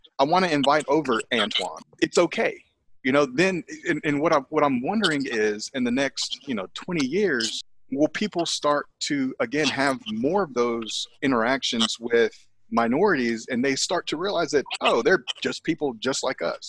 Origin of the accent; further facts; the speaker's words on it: United States; We are all Americans